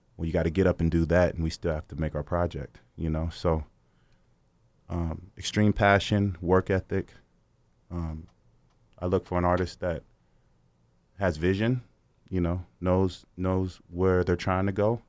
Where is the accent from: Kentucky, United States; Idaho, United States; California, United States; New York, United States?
California, United States; Sacramento; moved away as an adult; also born or lived in Los Angeles; I'm from Sacramento, California. Um, so I was always around music pretty much my whole life. So, you know, growing up, we had the party house